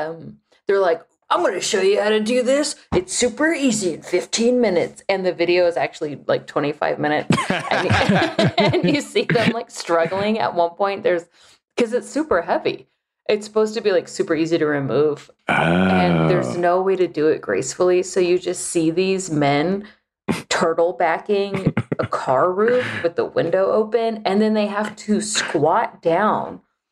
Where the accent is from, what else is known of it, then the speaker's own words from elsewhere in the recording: Texas, United States; Only because like I grew up in Texas and like that's just kind of like whatever.